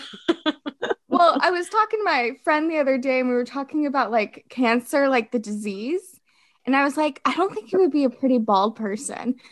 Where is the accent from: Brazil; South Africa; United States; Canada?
United States; Fort Worth, Texas; also born or lived in France; I'm from Fort Worth, Texas. I currently live back in Fort Worth, Texas